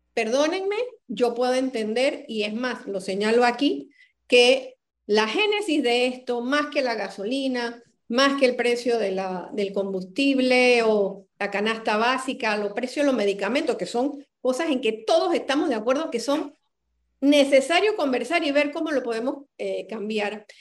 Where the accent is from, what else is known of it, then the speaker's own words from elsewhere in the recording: Panama; Yo quiero que alguien me dé la seguridad como ser humano y como panameña